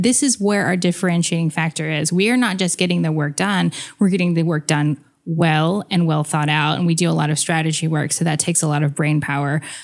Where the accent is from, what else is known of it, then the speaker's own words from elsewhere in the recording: United States; being half American